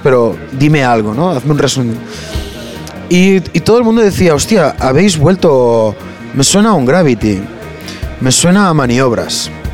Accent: Barcelona, Catalonia, Spain; tú mismo como propio barcelonés

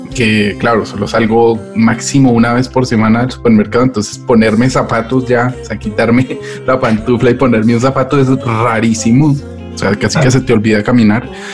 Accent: Colombia; now in Madrid, Spain; como colombiano saber cómo están mis compatriotas

